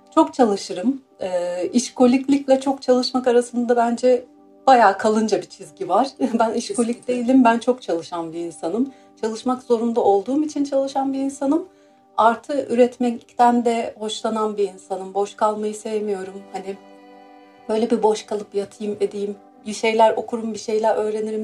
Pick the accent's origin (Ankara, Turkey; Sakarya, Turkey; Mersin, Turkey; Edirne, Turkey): Mersin, Turkey; moved away as an adult; also born or lived in Istanbul / Izmir; now in London, United Kingdom; ben Mersin doğumluyum